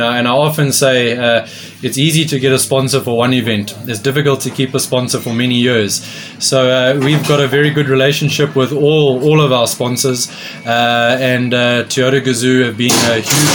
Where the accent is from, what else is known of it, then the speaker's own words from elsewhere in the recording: South Africa; being South African, being African